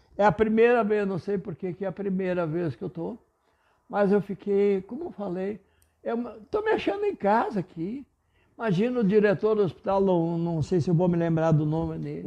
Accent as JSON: {"language": "Portuguese", "town": "Panambi", "region": "Rio Grande do Sul", "country": "Brazil", "first_language": "German", "second_language": "Portuguese"}